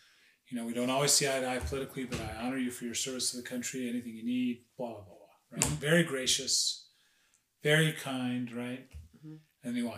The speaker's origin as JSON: {"language": "English", "town": "Summit", "region": "New Jersey", "country": "United States", "said": "we're from Summit"}